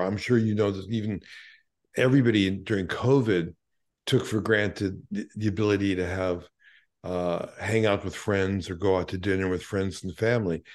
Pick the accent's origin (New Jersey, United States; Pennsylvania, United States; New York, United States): New York, United States; New York City; growing up in Brooklyn, given my parents were Holocaust survivors